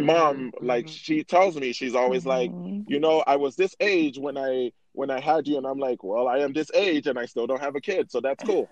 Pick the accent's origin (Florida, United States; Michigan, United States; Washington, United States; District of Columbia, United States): Florida, United States; Miami; now in Utah, United States; I grew up in Miami